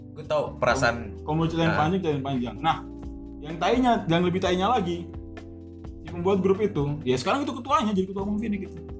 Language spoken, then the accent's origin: Indonesian; Jayapura, Papua, Indonesia; now in Bekasi, Indonesia; Gue bukan orang Bekasi nih, gue orang Jayapura jauh